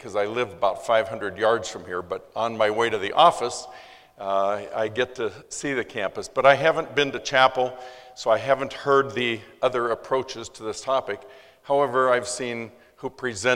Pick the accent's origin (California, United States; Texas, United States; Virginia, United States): California, United States; Los Angeles; I was born in East LA in 1942.